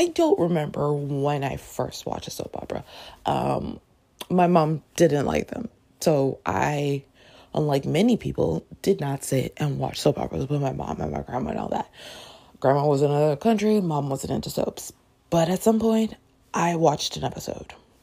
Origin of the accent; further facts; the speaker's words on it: Toronto, Ontario, Canada; now in United States; Growing up in Toronto, Canada